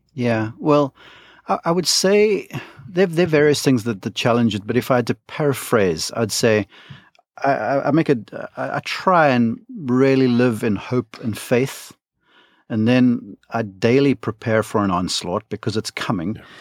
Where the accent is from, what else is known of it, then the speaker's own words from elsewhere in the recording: South Africa; moved away as an adult; now in Columbus, United States; I'm from South Africa, um, grew up there, uh, came over to college in the United States to Columbus, Georgia